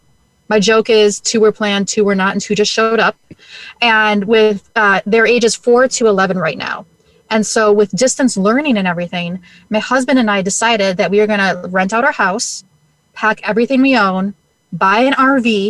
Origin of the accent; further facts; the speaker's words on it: Minnesota, United States; I am born and bred and raised in Minnesota. So we live just outside St. Paul, Minnesota